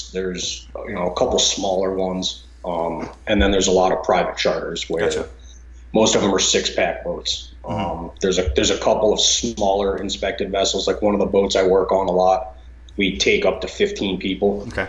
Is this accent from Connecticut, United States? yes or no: yes; Eastern Connecticut, United States; also born or lived in East Lyme, Connecticut; So I'm from Eastern Connecticut. I live in East Lyme now. I've lived within a half hour or so of the water my whole life.